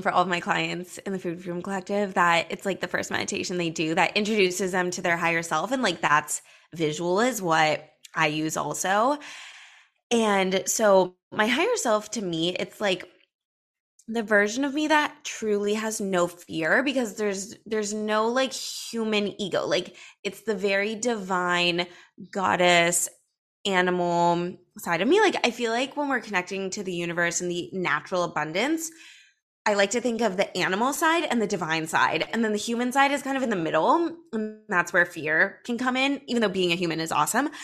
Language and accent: English; Los Angeles, California, United States; I grew up in Los Angeles